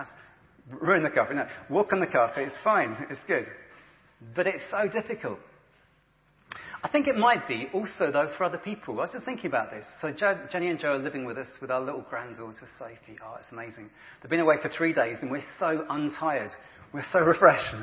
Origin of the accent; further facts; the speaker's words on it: England, United Kingdom; we're English and British